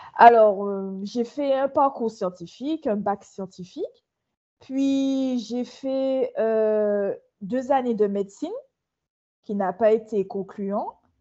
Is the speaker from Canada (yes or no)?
no; Martinique; moved away; je suis une Martiniquaise qui vient de s'installer il y a à peu près trois mois sur son île